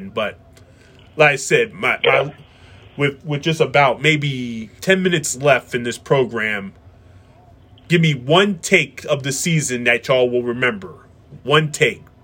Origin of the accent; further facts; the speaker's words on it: Philadelphia, Pennsylvania, United States; we grew up here in Pennsylvania in Philadelphia eastern Pennsylvania